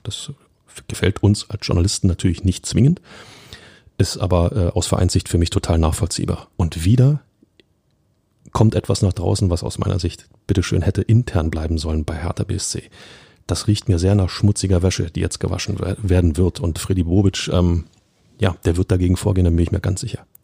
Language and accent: German; Berlin, Germany; als Urberliner